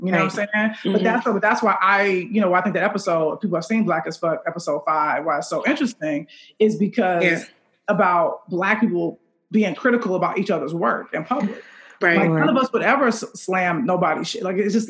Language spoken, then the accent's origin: English; Chicago, Illinois, United States; I'm from Chicago